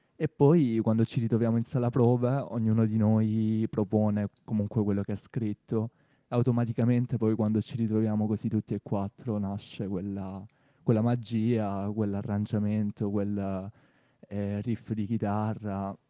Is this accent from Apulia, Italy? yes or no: yes; Torre Santa Susanna, Apulia, Italy; moved away as an adult; now in Bari, Italy; io di Torre Santa Susanna, un paese nella provincia di Brindisi sperduto